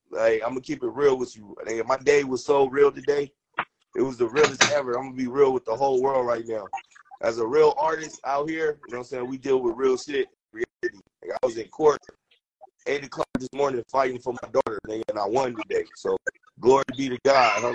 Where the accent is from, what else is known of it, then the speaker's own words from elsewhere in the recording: Long Beach, California, United States; I'm in Long Beach. I'm from Long Beach. You know what I'm saying? Born and raised.